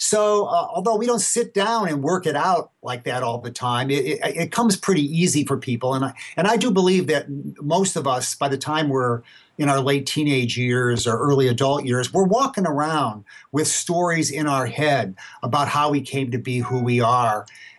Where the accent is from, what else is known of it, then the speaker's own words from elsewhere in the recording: Gary, Indiana, United States; I was born February 7th, 1954, say. I mean, this is well known. I mean, I grew up in Gary, Indiana, whatever.